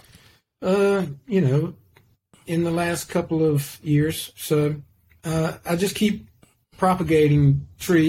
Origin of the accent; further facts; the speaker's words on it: Raleigh, North Carolina, United States; I grew up in Raleigh, North Carolina. I went to elementary school, junior high school, and high school in Raleigh